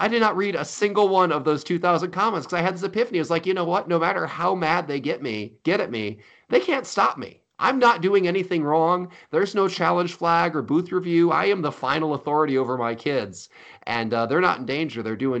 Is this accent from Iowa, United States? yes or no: yes; Iowa, United States; This is what it was like growing up in Iowa.